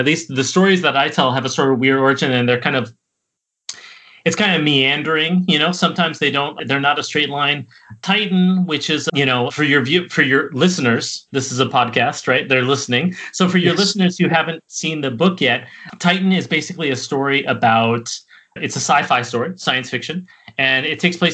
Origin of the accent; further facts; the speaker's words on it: San Diego, California, United States; moved away as an adult; also born or lived in upstate New York / Chicago; now in Montreal, Canada; I was born in upstate New York, but I grew up in San Diego